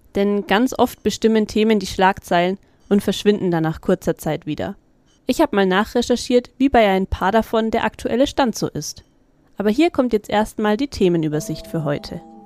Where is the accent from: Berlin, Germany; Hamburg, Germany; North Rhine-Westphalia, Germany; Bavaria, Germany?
Bavaria, Germany; Middle Franconia; bei uns in Mittelfranken